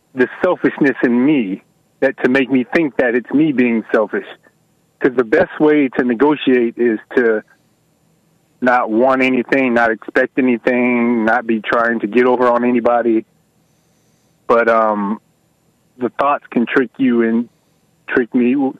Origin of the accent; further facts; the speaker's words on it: Atlanta, Georgia, United States; I am from Atlanta.